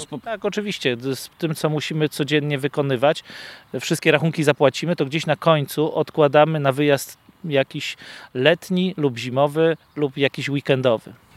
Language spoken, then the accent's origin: Polish; Lower Silesian Voivodeship, Poland; my z Dolnego Śląska